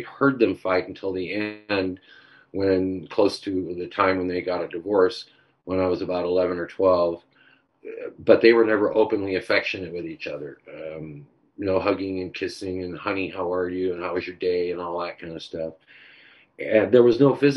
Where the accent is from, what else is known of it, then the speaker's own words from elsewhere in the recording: Orange County, California, United States; on my block, where I grew up in Orange County